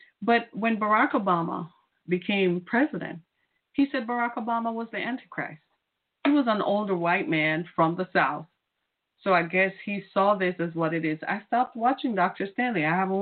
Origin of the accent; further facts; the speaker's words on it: Jamaica; now in United States; I'm from Jamaica.